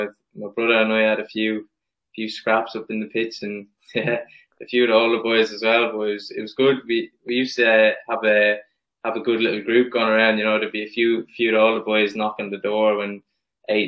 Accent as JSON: {"language": "English", "town": "Cappoquin", "region": "Munster", "country": "Ireland", "tie": "born or raised there", "said": "I grew up in a little village in Capoquin, County Waterford"}